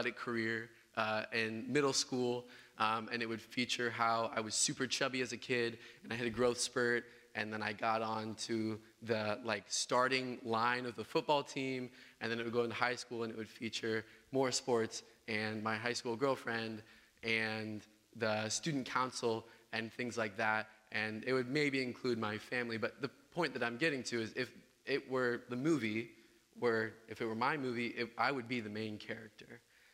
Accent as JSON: {"language": "English", "region": "Southern Illinois", "country": "United States", "tie": "born or raised there", "moved": "as an adult", "said": "I'm from Southern Illinois. I'm from a small town called Cartlandville"}